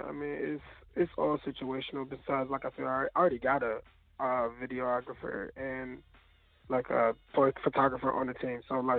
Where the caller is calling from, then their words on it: Norfolk, Virginia, United States; I'm coming from Norfolk, Virginia.